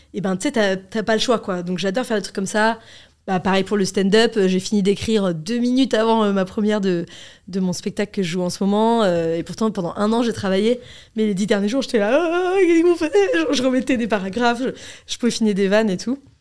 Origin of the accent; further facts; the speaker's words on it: Paris, Île-de-France, France; j'ai grandi dans une classe moyenne à Paris